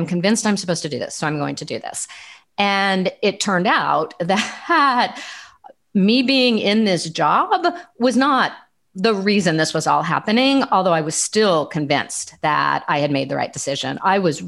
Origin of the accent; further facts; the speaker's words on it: Southern California, United States; moved away as an adult; also born or lived in Los Angeles / Washington, D.C.; I grew up in Southern California.